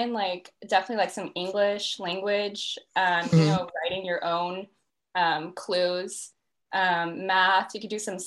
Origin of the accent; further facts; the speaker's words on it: Los Angeles, California, United States; moved away as an adult; now in Dallas, United States; I'm from Los Angeles, California, but right now I'm in college in Dallas, Texas